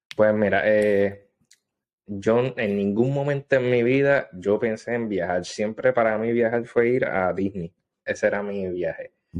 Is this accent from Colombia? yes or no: no; Adjuntas, Puerto Rico; moved away as an adult; also born or lived in Gurabo, Puerto Rico / South Korea; now in Japan; yo soy natural de Adjuntas, este, en mm. Puerto Rico. Eh, viví un tiempito en Gurabo... pero mayormente me estuve en Ajunta